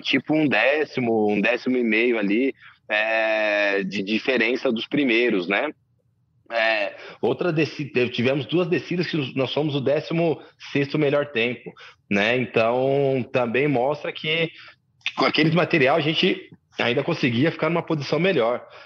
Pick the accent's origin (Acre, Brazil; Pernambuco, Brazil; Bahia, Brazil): Bahia, Brazil; Camamu; moved away; also born or lived in Santo André, São Paulo; eu nasci na Bahia, né? Em Camamu. Meus pais me adotaram quando eu era bem novinho, né? Depois eu vim para São Paulo, é, em Santo André especificamente.